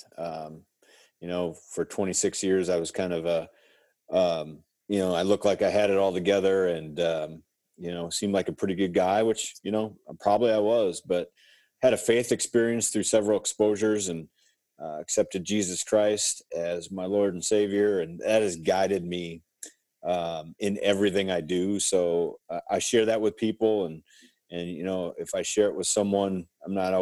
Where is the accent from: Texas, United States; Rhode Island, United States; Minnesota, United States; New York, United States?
Minnesota, United States; Brownsville; Born and raised in Brownsville, Minnesota